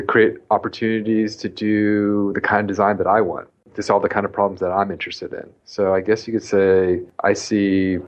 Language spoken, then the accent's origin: English; United States; moved away as an adult; also born or lived in Southern California / New York; I grew up on the East Coast near Washington, D.C.